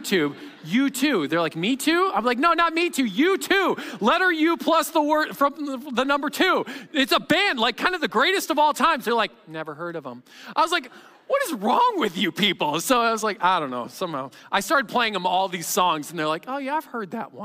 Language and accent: English; Chicago, Illinois, United States; I'm from Chicagoland